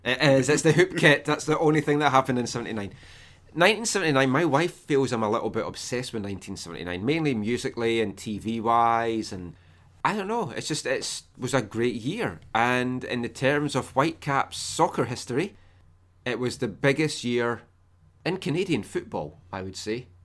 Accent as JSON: {"language": "English", "region": "Scotland", "country": "United Kingdom", "said": "I'm Scottish"}